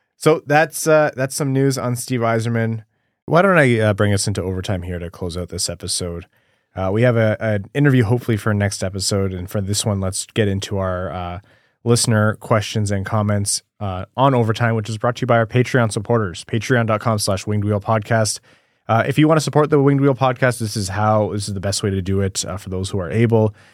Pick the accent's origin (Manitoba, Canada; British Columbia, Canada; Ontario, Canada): Ontario, Canada; Windsor; I grew up in Windsor